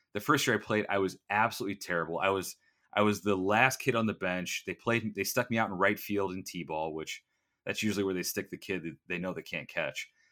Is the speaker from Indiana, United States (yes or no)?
yes; Valparaiso, Indiana, United States; I grew up in Valparaiso, which is about forty-five minutes to an hour outside of downtown